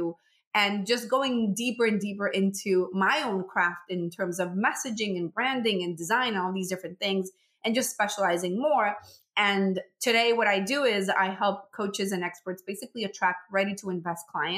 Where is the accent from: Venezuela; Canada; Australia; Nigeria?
Venezuela; moved away as an adult; now in United States; I'm originally from Venezuela.